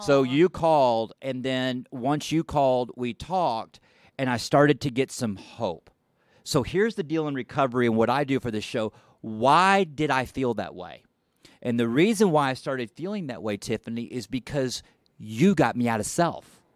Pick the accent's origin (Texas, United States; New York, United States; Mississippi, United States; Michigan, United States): Texas, United States; Dallas; I'm looking down over Dallas, and I've lived here my whole life